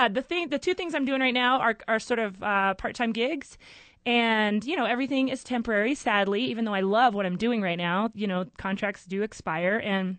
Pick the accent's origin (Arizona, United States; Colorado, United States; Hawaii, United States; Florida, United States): Colorado, United States; Denver; moved away as an adult; now in Albuquerque, United States; That's the reason I moved to Albuquerque. I'm from Denver originally.